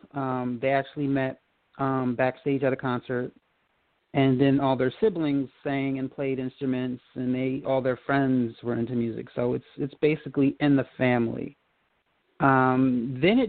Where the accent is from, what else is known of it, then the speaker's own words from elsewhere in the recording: Old Bridge, New Jersey, United States; I grew up in Old Bridge, New Jersey